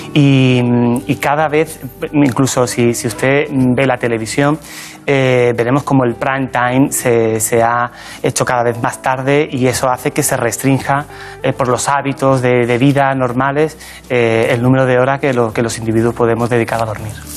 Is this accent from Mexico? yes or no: no; La Barca de la Florida, Andalusia, Spain; moved away as an adult; now in Madrid, Spain; Yo nací en un pueblecito pequeño de la provincia de Cádiz que se llama La Barca de la Florida